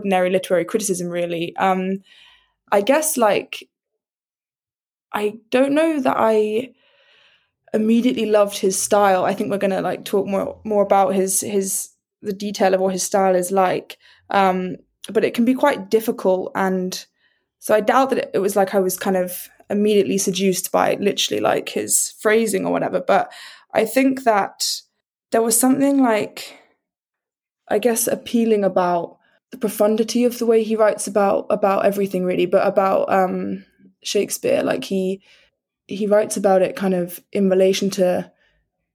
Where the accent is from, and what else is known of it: United Kingdom